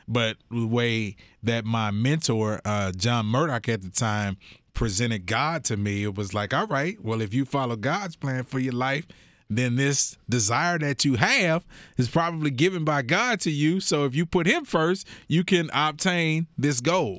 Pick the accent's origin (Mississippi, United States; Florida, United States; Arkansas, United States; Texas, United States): Texas, United States; Houston; I grew up in Sunnyside, so I'm south side of Houston